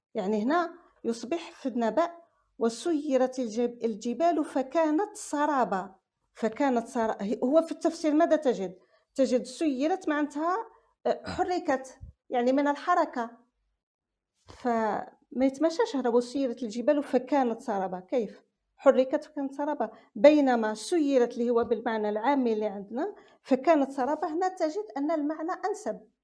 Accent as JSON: {"language": "Arabic", "country": "Algeria", "accent": "Algerian dialect", "said": "احنا عندنا في لهجتنا في الجزائر"}